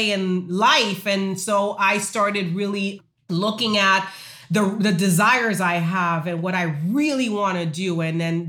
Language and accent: English; Haiti; moved away; I told you I'm from Haiti